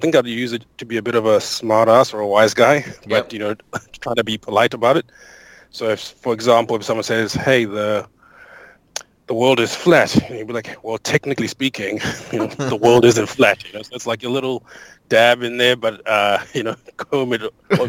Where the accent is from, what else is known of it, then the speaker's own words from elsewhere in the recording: Zimbabwe; also born or lived in Botswana / South Africa / Auckland; now in Sydney, Australia; I'm originally from Zimbabwe, moved to Botswana, then to South Africa, went to uni in Cape Town, and then after Cape Town, I went to Auckland for a few years, and then moved to Sydney in the year 2012.